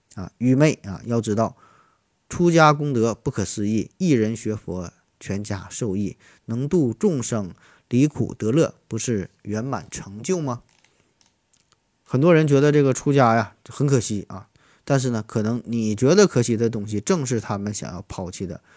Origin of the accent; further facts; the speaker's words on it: Shenyang, Liaoning, China; 我老家在东北，在沈阳，啊，我，我家在沈阳的一个小农村儿